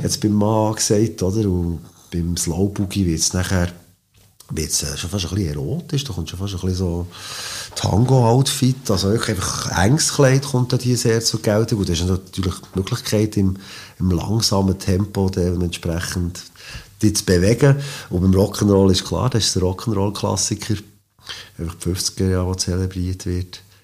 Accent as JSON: {"language": "German", "country": "Switzerland", "said": "als, als Schweizer Klavierspieler"}